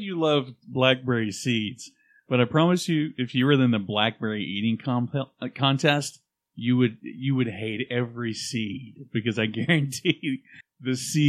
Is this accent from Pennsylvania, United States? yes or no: no; Louisiana, United States; accent: Cajun; Cajun. We're Cajun.